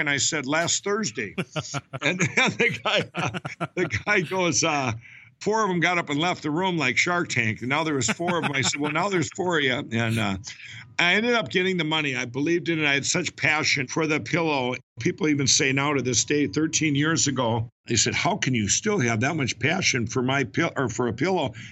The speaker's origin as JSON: {"language": "English", "town": "Chaska", "region": "Minnesota", "country": "United States", "tie": "born or raised there", "said": "I was born and raised in Minnesota. I grew up in Chaska, Minnesota"}